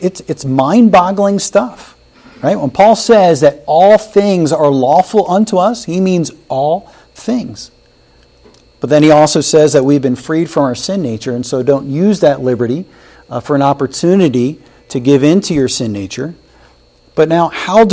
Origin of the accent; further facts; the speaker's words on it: Wilmington, Delaware, United States; I grew up in Wilmington, Delaware